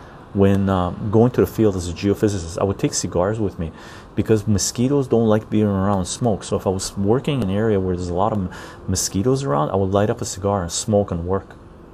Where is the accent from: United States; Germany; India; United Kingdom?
Germany; English is a second language; Johnny, I'm from Germany. We learn to always have a critical view towards authority, patriotism, and militarism.